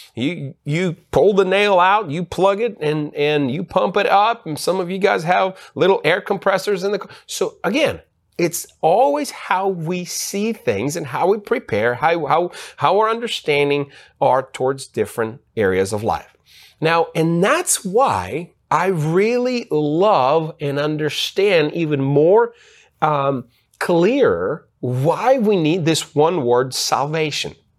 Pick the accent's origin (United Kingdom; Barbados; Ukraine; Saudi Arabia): Ukraine; moved away; also born or lived in United States; I was born in Ukraine, and so I grew up in Uk-, in Ukraine. Part of my youth, I grew up in Ukraine.